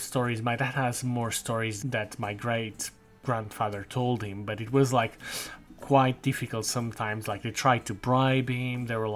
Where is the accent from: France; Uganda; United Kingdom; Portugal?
Portugal; Azores; I was born in the Azores